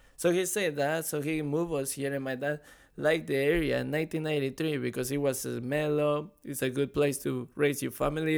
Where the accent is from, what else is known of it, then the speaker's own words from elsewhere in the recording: Mexico; now in Florida, United States; I was born and raised in Mexico